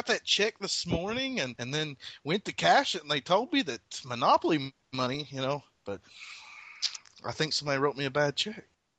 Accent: Kentucky, United States; And just because I'm from Kentucky, you gotta have that rooster jiggly shit that a rooster has on its throat

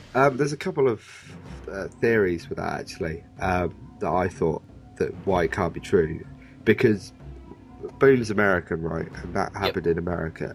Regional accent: Oxford, South East England, United Kingdom; I'm from Oxford

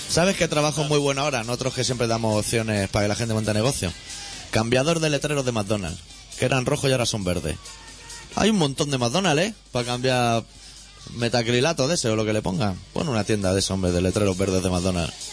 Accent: Catalonia, Spain; accent: Catalan; Nuestro marcado acento catalán ya delata nuestra procedencia.

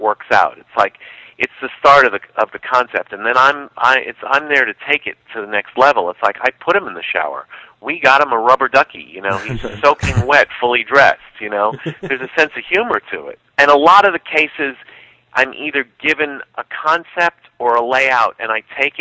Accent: New York City, New York, United States; I grew up being in New York City in the 70s

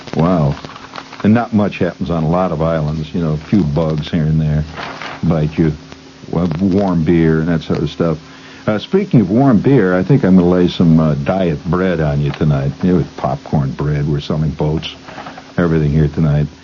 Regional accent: United States; We're Americans. We're not French. We're not English. We're not uh, Japanese

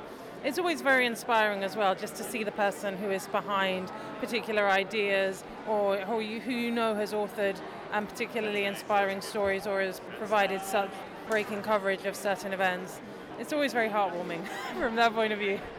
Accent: London, United Kingdom; I'm 10 years old and I'm from London.

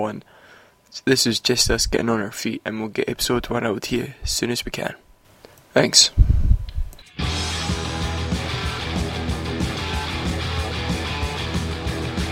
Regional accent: Scotland, United Kingdom; I'm from Scotland, I live through in the East

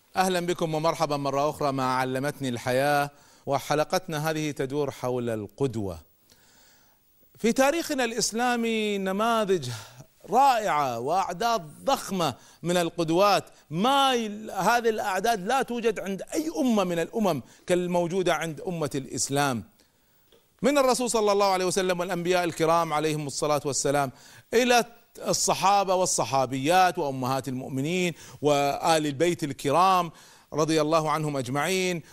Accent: Kuwait; also born or lived in United States; لما رجعت من أمريكا، بديت أذكر بعض الأفكار في جمعية الإصلاح عندنا في الكويت

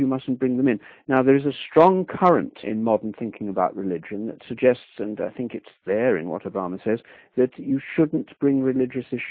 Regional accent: England, United Kingdom; I come from England

